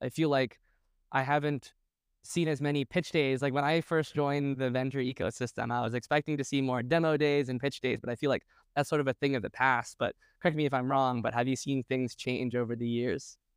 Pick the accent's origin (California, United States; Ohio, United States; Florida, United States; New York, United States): New York, United States; New York City; I was born and raised in New York City